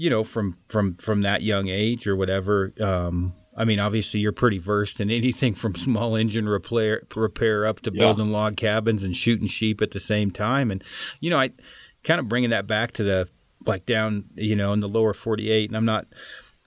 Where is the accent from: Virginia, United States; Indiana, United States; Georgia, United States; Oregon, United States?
Oregon, United States; moved away; I'm from Oregon originally